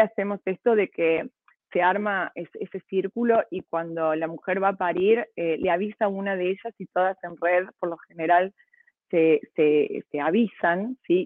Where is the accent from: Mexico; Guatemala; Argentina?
Argentina; Córdoba; yo soy cordobesa, mi abuela cordobesa de las sierras